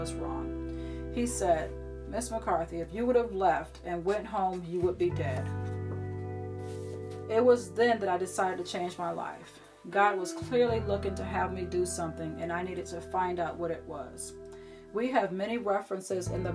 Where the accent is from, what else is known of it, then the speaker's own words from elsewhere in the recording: Syracuse, New York, United States; moved away as an adult; now in Florida, United States; I was born and raised in Syracuse, New York